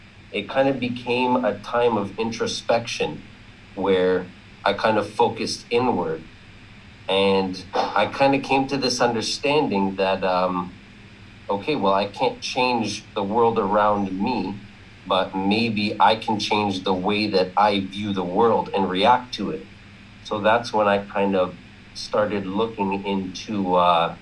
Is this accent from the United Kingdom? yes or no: no; Ontario, Canada; I'm from Ontario, Canada.